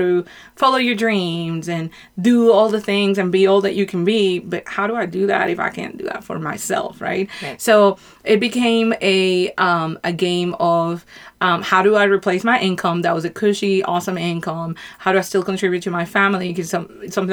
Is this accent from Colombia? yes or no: yes; Colombia; now in United States; I'm from Colombia